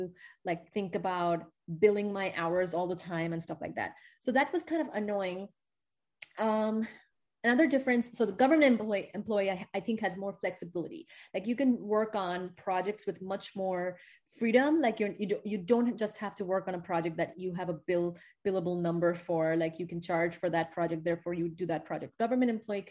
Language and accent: English; India; moved away as an adult; now in United States; I'm from India